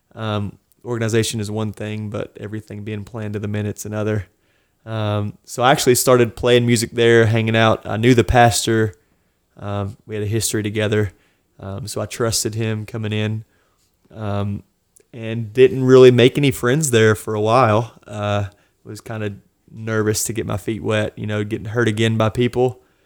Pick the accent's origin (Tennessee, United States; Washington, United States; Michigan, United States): Tennessee, United States; Tri-Cities; also born or lived in Florida; now in Knoxville, United States; I grew up in the Tri-Cities